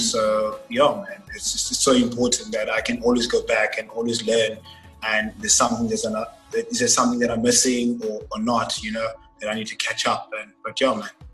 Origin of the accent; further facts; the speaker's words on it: Cape Town, Western Cape, South Africa; also born or lived in Nelspruit / Johannesburg; I stayed all my life in Cape Town. I've been here for about 18 years now